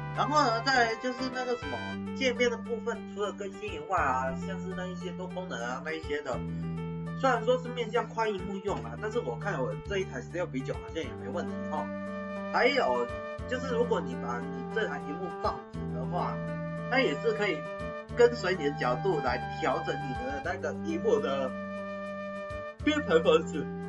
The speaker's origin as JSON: {"language": "Chinese", "country": "Taiwan", "said": "我们台湾人"}